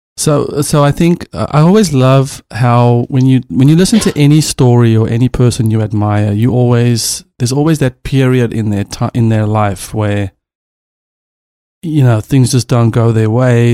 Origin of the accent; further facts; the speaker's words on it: South Africa; now in Los Angeles, United States; I'm a South African